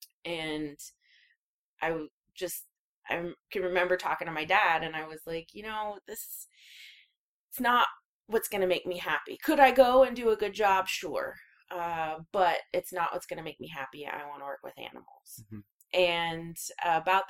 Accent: Spokane, Washington, United States; I grew up in Spokane, Washington.

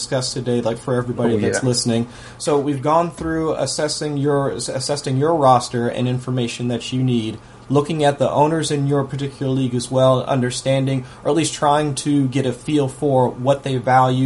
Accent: Ohio, United States; I'm from Ohio

